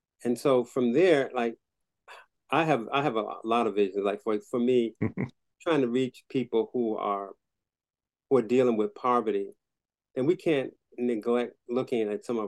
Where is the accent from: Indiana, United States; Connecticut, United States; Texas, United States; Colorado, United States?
Connecticut, United States; Waterbury; he's just opened up a clinic in the heart of the ghetto. In which I grew up in Waterbury